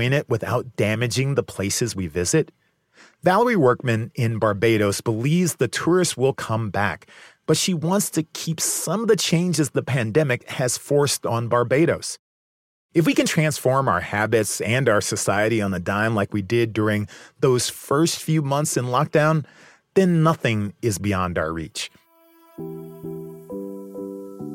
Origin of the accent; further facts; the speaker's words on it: Chicago, Illinois, United States; my hometown, Chicago.